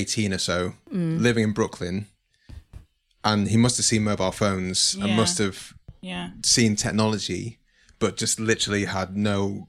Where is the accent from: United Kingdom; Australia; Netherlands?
United Kingdom; Manchester, North West England; Where I grew up in Manchester, I kind of grew up in a very mixed community. So friends were Jewish, friends were Muslim of different kind of denominations.